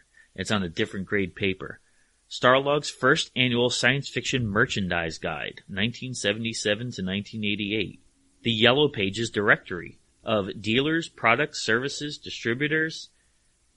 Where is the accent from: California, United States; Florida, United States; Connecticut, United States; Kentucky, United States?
Connecticut, United States; Hamden; also born or lived in Woodbridge, Connecticut; I grew up in Hamden and in Woodbridge